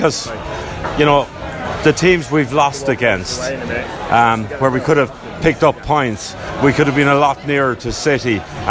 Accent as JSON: {"language": "English", "area": "Tipperary", "region": "Munster", "country": "Ireland", "tie": "born or raised there", "moved": "as an adult", "lives_now": "Essex, United Kingdom", "said": "But mainly United in the town I come from."}